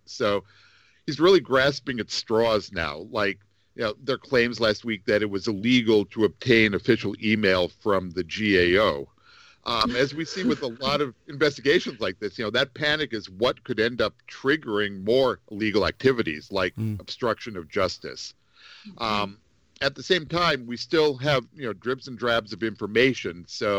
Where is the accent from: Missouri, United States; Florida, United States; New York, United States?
New York, United States; now in Washington, United States; I am from New York